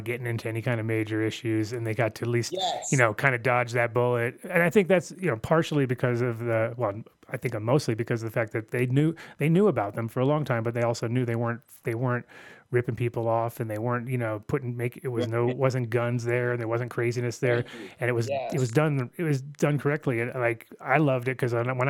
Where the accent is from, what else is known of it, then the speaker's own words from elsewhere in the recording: New York City, New York, United States; also born or lived in Amsterdam, Netherlands; now in Denver, United States; I grew up in Queens